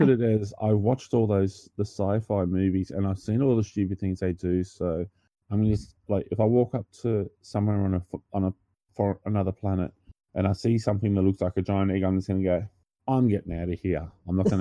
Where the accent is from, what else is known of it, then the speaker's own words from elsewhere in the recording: Australia; I'm also Australian